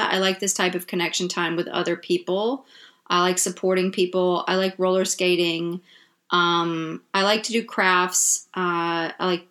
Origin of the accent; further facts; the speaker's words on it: Jackson, Mississippi, United States; now in Brooklyn, United States; I am originally from Jackson, Mississippi